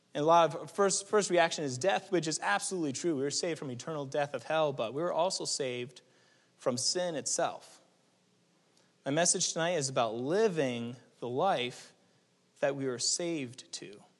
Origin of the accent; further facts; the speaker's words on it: New England, United States; moved away; also born or lived in California; we're from New England